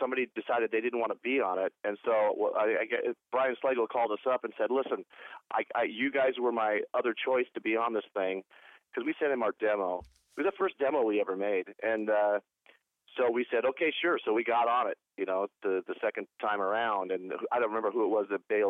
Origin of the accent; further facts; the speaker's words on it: Portland, Oregon, United States; moved away; also born or lived in Los Angeles, California / Cleveland, Ohio; I was born in Portland, Oregon, grew up in Portland, Oregon, lived in L.A. most of my life